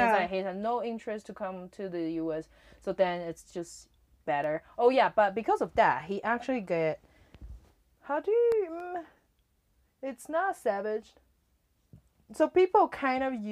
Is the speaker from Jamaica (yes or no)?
no; Taiwan; moved away as an adult; now in United States